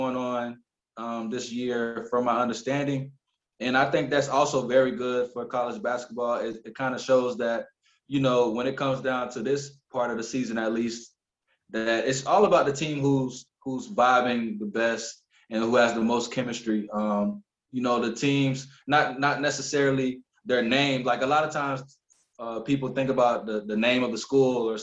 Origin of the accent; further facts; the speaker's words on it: United States; moved away as an adult; now in Romania; I'm like the only American on my team